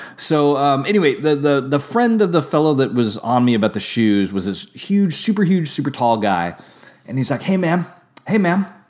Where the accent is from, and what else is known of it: California, United States; also born or lived in Santa Rosa, California; now in Napa, California, United States